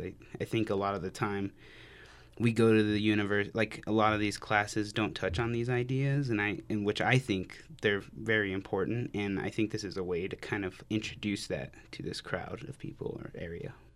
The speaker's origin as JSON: {"language": "English", "town": "Farmington", "region": "New Mexico", "country": "United States", "moved": "as an adult", "lives_now": "Albuquerque, United States", "said": "I'm from Farmington, New Mexico. I moved here for school"}